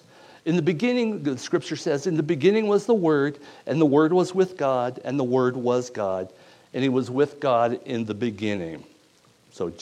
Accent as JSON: {"language": "English", "country": "United States", "said": "I'm from Stevens County"}